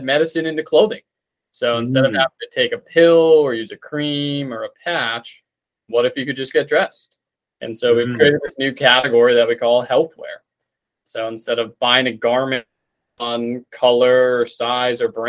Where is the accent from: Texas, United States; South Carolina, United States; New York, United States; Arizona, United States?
Arizona, United States; Tucson; moved away as an adult; also born or lived in Seattle; now in North Carolina, United States; Grew up in Arizona, in Tucson, and then went to school out in Seattle and came out to North Carolina